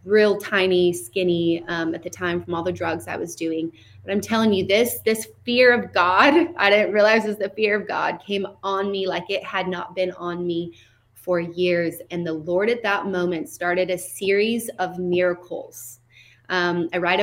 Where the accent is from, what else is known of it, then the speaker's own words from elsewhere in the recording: Seattle, Washington, United States; I was raised in North Seattle.